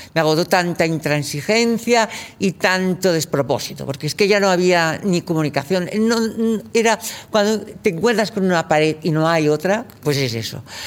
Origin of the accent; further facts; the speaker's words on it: Catalonia, Spain; moved away as an adult; yo venía de Cataluña